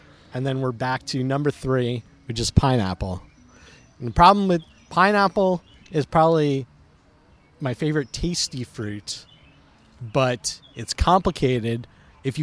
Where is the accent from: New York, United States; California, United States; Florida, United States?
New York, United States; I grew up in New York